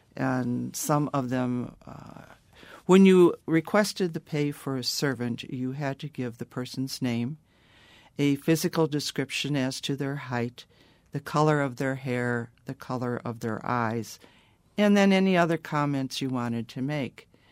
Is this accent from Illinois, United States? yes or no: no; Prairie du Chien, Wisconsin, United States; I was born and raised in Prairie du Chien, grew up there